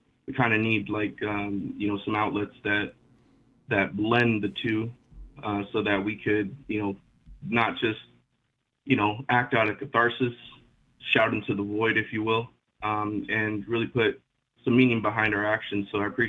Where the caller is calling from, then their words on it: California, United States; from Southern California.